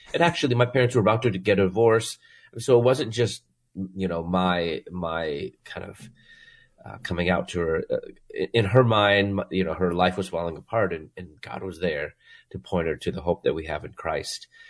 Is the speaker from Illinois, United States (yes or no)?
yes; Chicago, Illinois, United States; moved away as an adult; also born or lived in Louisville, Kentucky; I'm from Chicago